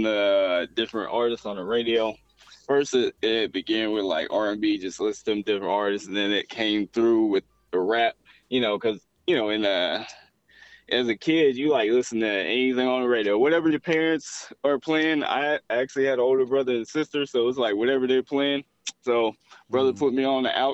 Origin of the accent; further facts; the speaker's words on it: Atlanta, Georgia, United States; I'm from Atlanta.